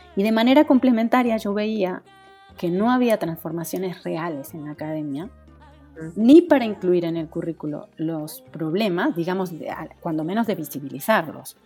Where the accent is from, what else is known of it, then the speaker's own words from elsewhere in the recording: Argentina; moved away as an adult; also born or lived in Mexico City, Mexico; now in Mexico; soy argentina de nacimiento, llegué a México a los 18 años